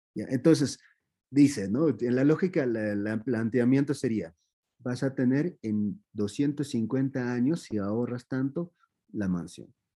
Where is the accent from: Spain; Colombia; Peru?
Peru; Q'eros, Cusco; Spanish is a second language; now in Cusco, Peru; soy de Peros y no, yo soy, ahora estoy en Cusco